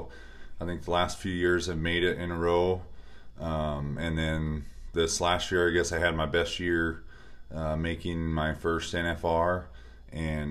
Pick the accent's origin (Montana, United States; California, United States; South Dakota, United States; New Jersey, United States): Montana, United States; Stevensville; I grew up in Stevensville